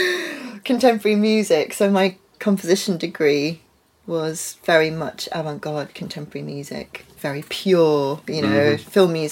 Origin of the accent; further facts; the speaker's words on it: Netherlands; when I was growing up in Holland at the British school, I felt British because all of my cultural... education, I guess, or just influences were all British.